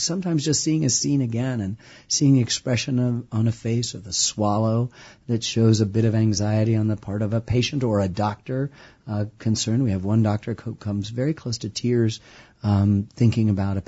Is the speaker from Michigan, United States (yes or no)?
yes; Ann Arbor, Michigan, United States; I grew up in the Midwest too, in Michigan.